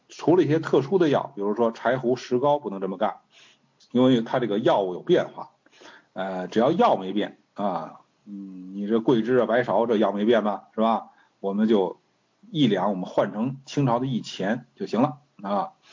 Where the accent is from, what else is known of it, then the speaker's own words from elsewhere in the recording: China; 我中国人